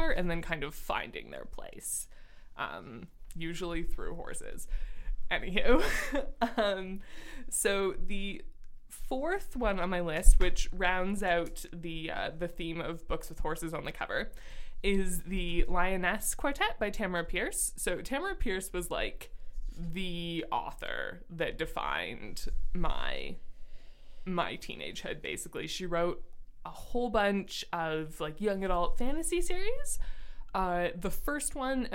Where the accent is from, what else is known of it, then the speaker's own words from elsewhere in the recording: Ontario, Canada; we are both from Canada and living in Canada currently